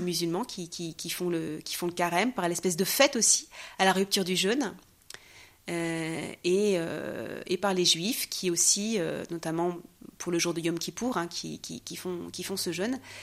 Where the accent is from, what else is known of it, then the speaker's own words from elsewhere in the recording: France; moved away as an adult; now in Jerusalem; je suis née en France